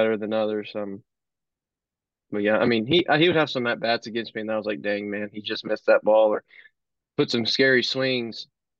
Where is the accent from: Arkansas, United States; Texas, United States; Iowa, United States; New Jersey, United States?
Arkansas, United States; Cabot; Oh yeah.